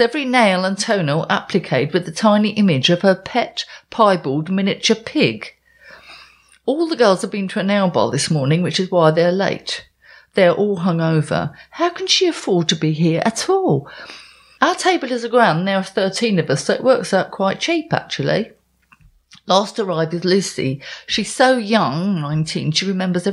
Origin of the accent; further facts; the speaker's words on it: Essex, East of England, United Kingdom; moved away; Growing up in Essex, I couldn't wait to leave